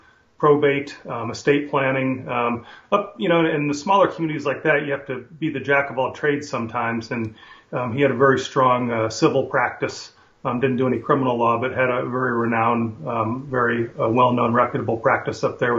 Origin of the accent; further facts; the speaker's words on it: Defiance, Ohio, United States; Yes, it's up in the northwestern part of Ohio. You're right, the county borders the Indiana border, and you're about one county down from Michigan.